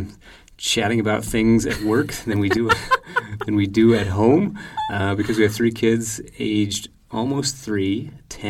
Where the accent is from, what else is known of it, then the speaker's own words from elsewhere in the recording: Nebraska, United States; moved away; Born and raised in Nebraska.